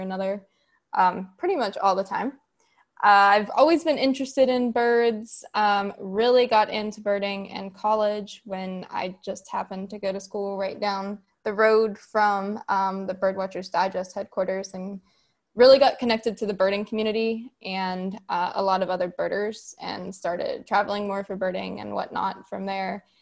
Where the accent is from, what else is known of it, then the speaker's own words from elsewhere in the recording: West Virginia, United States; I'm from West Virginia, born and raised, and I'm still living here now.